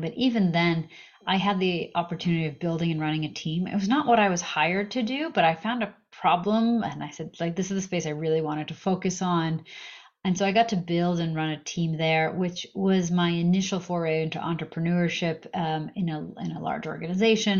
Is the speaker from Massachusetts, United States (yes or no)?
yes; Massachusetts, United States; moved away as an adult; also born or lived in Russia; now in California, United States; I mostly grew up in uh, on the East Coast in Massachusetts